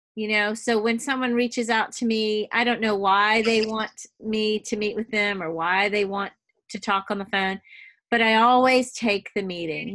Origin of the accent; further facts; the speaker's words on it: New Orleans, Louisiana, United States; now in Texas, United States; I was born in New Orleans, but we're all Southern girls now